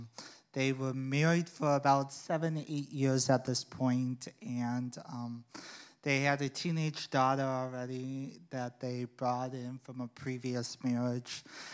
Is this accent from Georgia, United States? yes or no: no; Sioux City, Iowa, United States; Yeah. It was very different. It was difficult living there. I wasn't like everyone else in my family. Being Korean, I wasn't colored skin like everyone else.